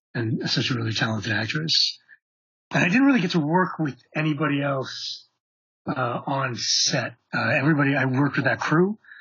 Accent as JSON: {"language": "English", "town": "Montreal", "region": "Quebec", "country": "Canada", "moved": "as an adult", "said": "we're both from Montreal."}